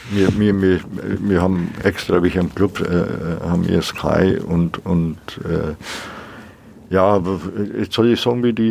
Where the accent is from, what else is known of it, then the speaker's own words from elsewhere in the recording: Nuremberg, Bavaria, Germany; aber ich, ich sehe mich schon als Nürnberger.